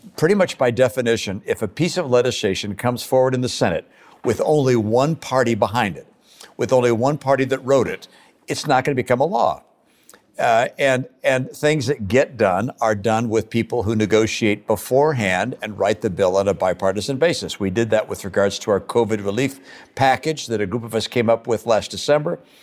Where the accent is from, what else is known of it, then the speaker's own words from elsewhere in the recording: Michigan, United States; moved away; also born or lived in Massachusetts / Utah; growing up in Michigan as a Republican